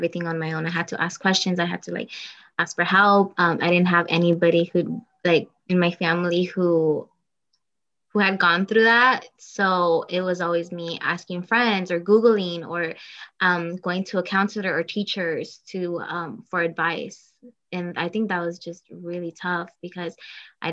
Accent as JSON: {"language": "English", "town": "Oxnard", "region": "California", "country": "United States", "tie": "born or raised there", "said": "I was born and raised in Oxnard, California"}